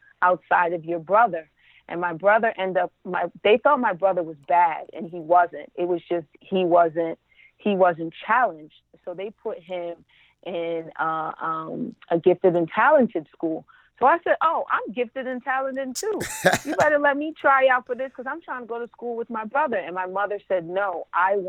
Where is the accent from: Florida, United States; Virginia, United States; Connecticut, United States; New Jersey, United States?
New Jersey, United States; Elizabeth; also born or lived in Brooklyn, New York; now in Los Angeles, United States; I was born in Brooklyn, raised in Elizabeth, New Jersey